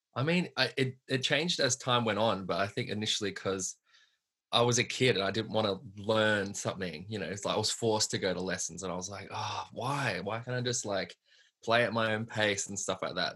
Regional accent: Hoppers Crossing, Victoria, Australia; I grew up in Hoppers Crossing, which is like um, west west Melbourne kind of thing

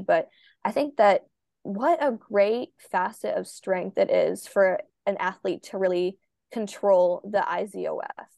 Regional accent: Minnesota, United States; a swimmer from Minnesota

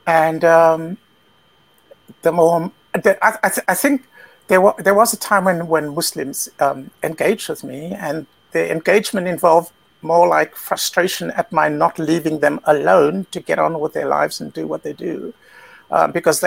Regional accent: South Africa; moved away as an adult; also born or lived in Britain / China; now in Central Europe; But I was born in South Africa, which is where I grew up, and moved to Britain as an adult.

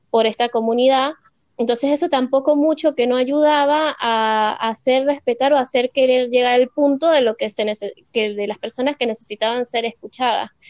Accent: Venezuela; now in Argentina; la cultura en donde crecimos, porque justamente en Venezuela es, una cultura que a mucho tiende a ser machista

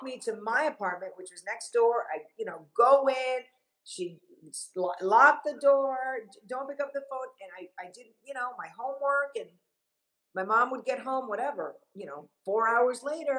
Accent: Miami, Florida, United States; also born or lived in Havana, Cuba / Long Island, New York; my mom decided that she was going to move to Miami because she wanted to start a new life

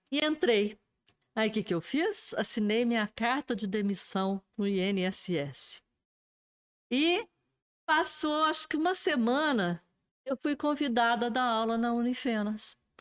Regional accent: Alfenas, Minas Gerais, Brazil; also born or lived in Boa Esperança; nasci em Boa Esperança, vim para Alfenas com cinco anos de idade

